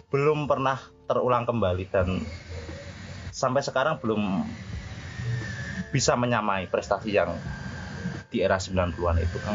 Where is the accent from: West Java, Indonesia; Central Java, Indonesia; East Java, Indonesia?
Central Java, Indonesia; Kudus; karena saya asli Kudus kan uh. sepak bola yang saya sukai yang saya cintai adalah Persiku sendiri hmm. karena itu adalah tim kota kelahiran saya kan Mas ya